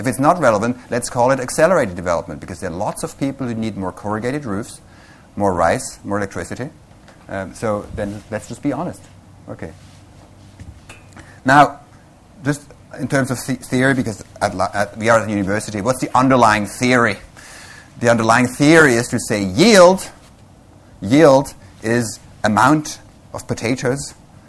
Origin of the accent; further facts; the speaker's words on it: Switzerland; moved away as an adult; also born or lived in Vancouver, British Columbia; I come originally from Switzerland